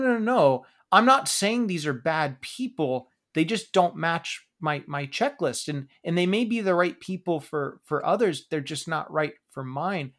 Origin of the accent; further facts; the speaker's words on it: Pacific Northwest, United States; We grew up in the Pacific Northwest where Starbucks was obviously very, very big